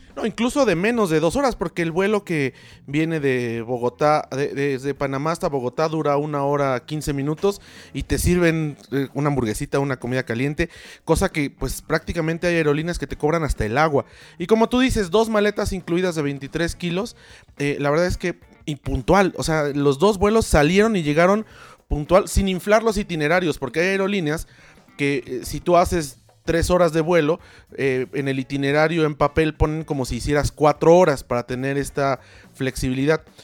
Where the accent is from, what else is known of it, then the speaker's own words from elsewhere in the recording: Mexico; nuestro país